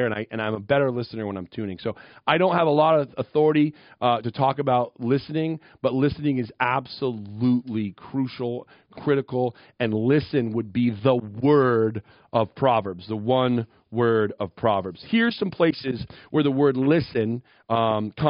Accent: Western Maine, United States; moved away as an adult; also born or lived in Minneapolis, Minnesota; I grew up in Western Maine in 1980 and 1990s

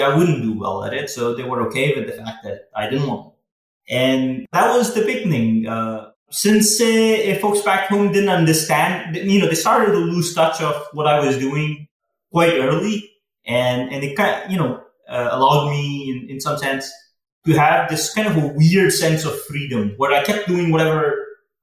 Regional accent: Patiala, Punjab, India; moved away as an adult; also born or lived in Delhi / Los Angeles, United States; growing up in Patiala was fun

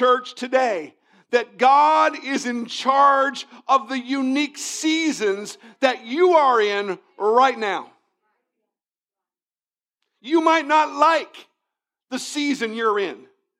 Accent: Virginia, United States; I came from Northern Virginia, and in Northern Virginia, spring starts one Monday and it ends the next

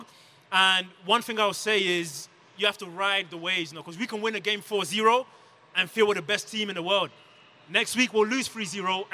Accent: London, United Kingdom; moved away as an adult; also born or lived in Democratic Republic of the Congo; now in United States; I was born in the Congo and raised in London from age 4 onwards.

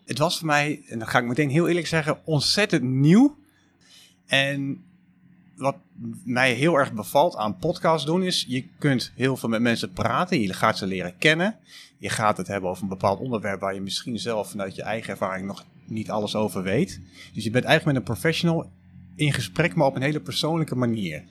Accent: Almelo, Overijssel, Netherlands; accent: eastern Dutch; also born or lived in Deventer; now in Utrecht, Netherlands; mochten jullie dat aan mijn accent al gehoord hebben, ik ben oorspronkelijk uit Oost-Nederland, uit Almelo

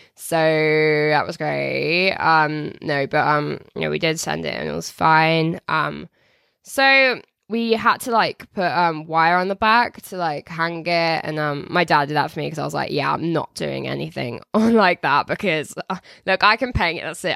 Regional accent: Telford, West Midlands, United Kingdom

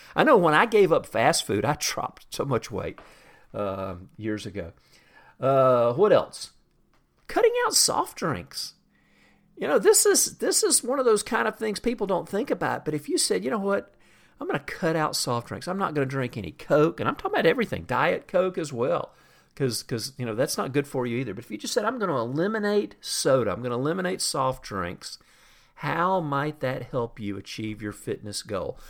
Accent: the South, United States; I grew up in the South, and I grew up drinking sweet tea

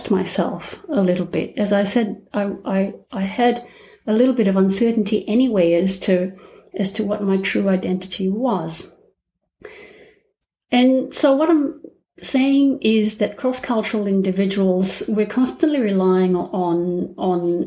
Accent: Malaysia; moved away as an adult; also born or lived in Melbourne, Australia; now in Australia; I'm Malaysian, and I already have a complicated ethnic background. In Malaysia, we have three races

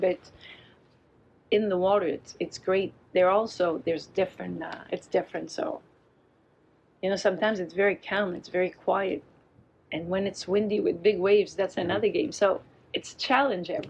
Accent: Baie-Sainte-Catherine, Quebec, Canada; English is a second language; also born or lived in La Malbaie, Quebec; I'm from Bay St. Catherine, the village just beside the Tadoussac.

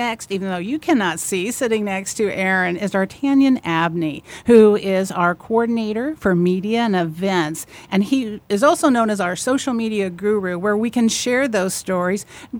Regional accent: Vincennes, Indiana, United States; I'm originally from Vincennes.

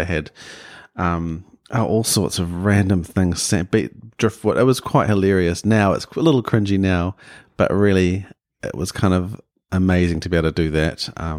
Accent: Auckland, New Zealand; Yeah, I grew up in West Auckland in Rānui, deep west, and in a very non-creative household.

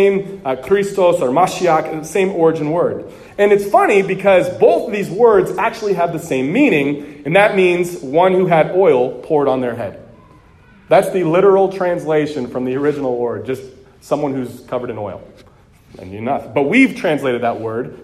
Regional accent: California, United States; moved away as an adult; now in Texas, United States; being from California

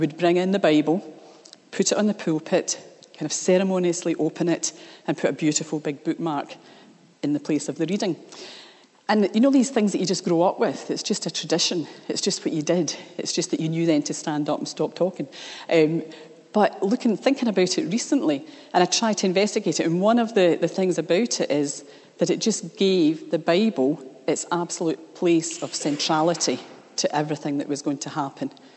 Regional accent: Scotland, United Kingdom; I grew up in the Church of Scotland

